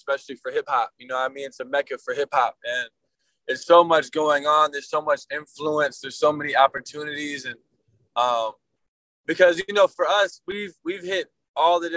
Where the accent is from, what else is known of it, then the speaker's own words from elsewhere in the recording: Atlanta, Georgia, United States; we're all from Atlanta